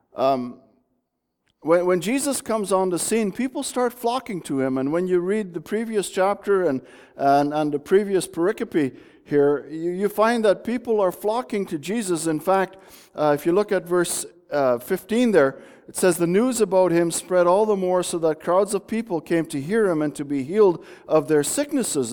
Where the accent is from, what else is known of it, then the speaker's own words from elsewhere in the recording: Bulkley Valley, British Columbia, Canada; moved away; I grew up in the Bulkley Valley.